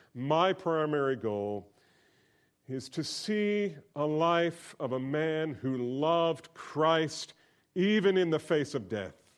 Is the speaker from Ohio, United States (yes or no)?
no; New Jersey, United States; moved away; I grew up there. I grew up in New Jersey